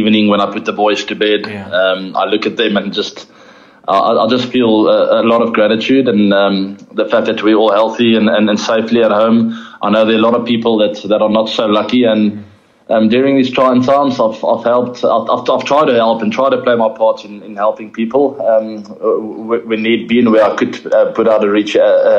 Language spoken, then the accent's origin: English; South Africa; being a South African